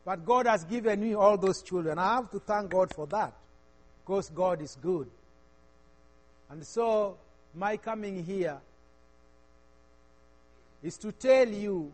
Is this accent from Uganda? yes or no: yes; Uganda; I come from Uganda, East Africa.